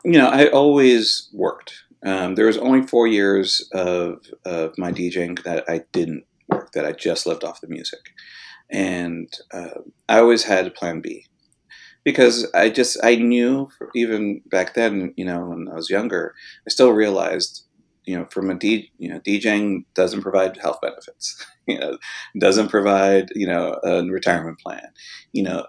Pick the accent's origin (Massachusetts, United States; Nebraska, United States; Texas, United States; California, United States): California, United States; West Covina; also born or lived in Hollywood, Los Angeles; we then moved out to the suburbs and I grew up really in West Covina, which is about, you know, twenty-five miles away from downtown L